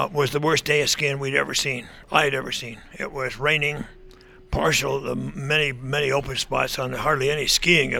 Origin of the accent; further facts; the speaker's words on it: Vermont, United States; I grew up in Vermont, and it was everybody skied in the wintertime